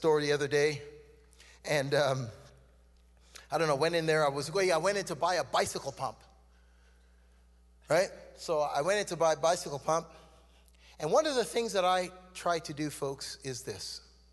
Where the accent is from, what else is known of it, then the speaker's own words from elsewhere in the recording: Canada; accent: Canadian; also born or lived in Trinidad; I was born in Trinidad. I came to Canada when I was 2 years old. I'm Canadian, by the way. You can tell by how I'm talking